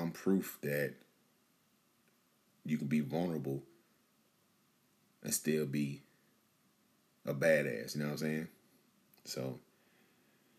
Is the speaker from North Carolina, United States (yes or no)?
yes; Bunn, North Carolina, United States; my hometown of Bun, North Carolina